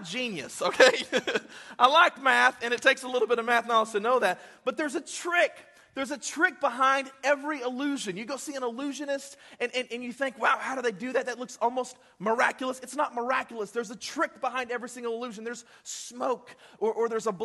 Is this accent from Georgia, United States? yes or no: no; Texas, United States; we're from Texas